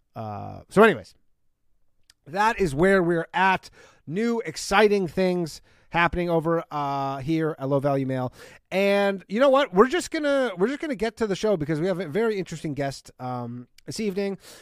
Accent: Canada; now in United States; I myself grew up in Canada

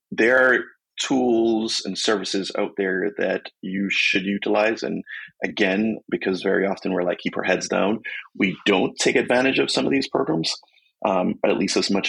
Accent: Jamaica; moved away; moving here from my home country, Jamaica

